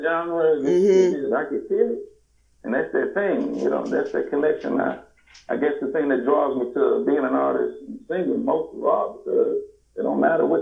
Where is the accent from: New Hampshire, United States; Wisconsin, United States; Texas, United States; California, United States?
Wisconsin, United States; Milwaukee; I'm actually born and raised in Milwaukee